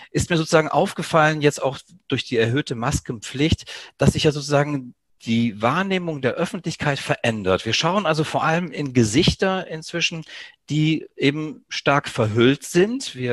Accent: Greece; German is a second language; Mir als ja, Südeuropäer, als Grieche ist das nicht ganz unbekannt. Ähm, ich kann aus eigener Erfahrung erzählen, dass ich sozusagen ähm, in Griechenland im Dorf meiner Mutter beispielsweise als Kind

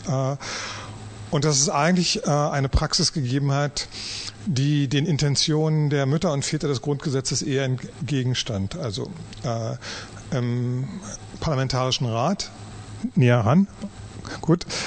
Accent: East Germany, Germany; als Ostdeutscher

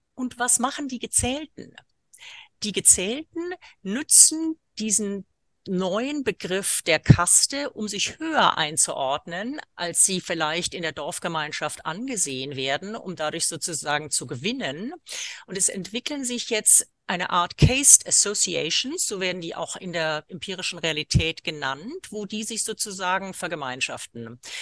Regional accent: India; moved away; aus Indien, wo ich geboren bin

